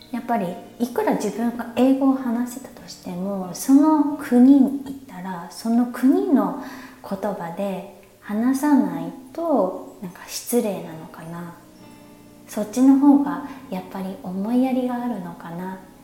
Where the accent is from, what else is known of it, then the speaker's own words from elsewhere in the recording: Japan; first language Japanese; moved away as an adult; now in Thailand; 日本だと、まあ、自分のその母国語である日本語